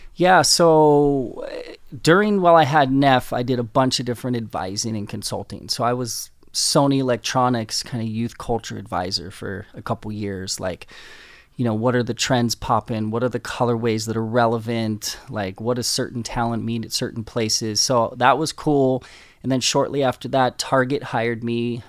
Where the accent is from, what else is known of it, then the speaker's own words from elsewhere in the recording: Southern California, United States; I grew up in Southern California